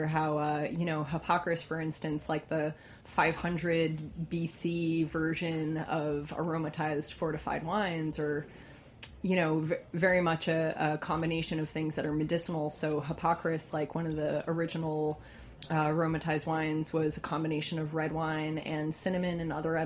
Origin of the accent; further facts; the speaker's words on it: New York City, New York, United States; also born or lived in Oregon; I grew up in the New York City area and moved to Oregon to be a winemaker. And then when I moved back here